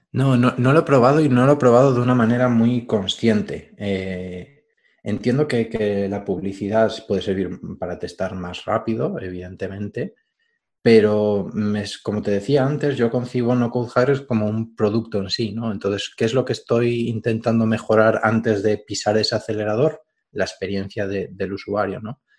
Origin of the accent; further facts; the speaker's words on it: Galicia, Spain; gallego de toda la vida